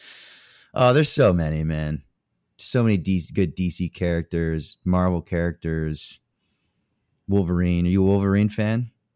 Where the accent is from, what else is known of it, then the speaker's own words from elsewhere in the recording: Canada; I'm Canadian.